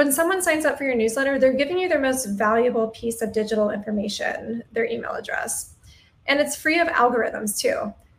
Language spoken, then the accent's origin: English; Atlanta, Georgia, United States; now in Wilmington, United States; I'm originally from Atlanta, but at this point I've lived in 6 different cities across 3 separate countries.